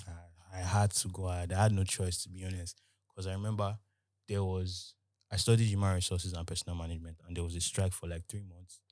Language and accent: English; Nigeria; I'm from Nigeria